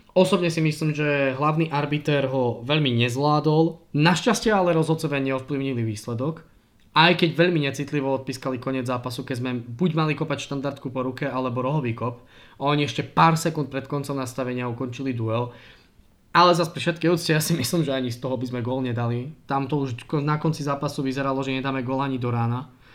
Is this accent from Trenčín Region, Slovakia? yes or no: no; Prešov, Prešov Region, Slovakia; som z Prešova a v Prešove hral